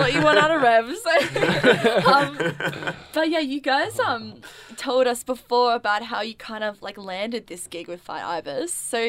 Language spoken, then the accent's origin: English; Sydney, New South Wales, Australia; now in Melbourne, Australia; because I'm originally from Sydney